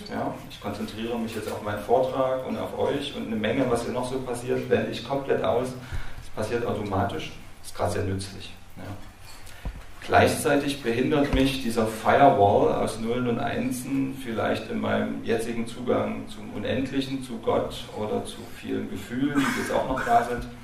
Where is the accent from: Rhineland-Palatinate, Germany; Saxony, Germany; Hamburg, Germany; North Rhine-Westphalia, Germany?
Saxony, Germany; Dresden; Ich komme ja aus Dresden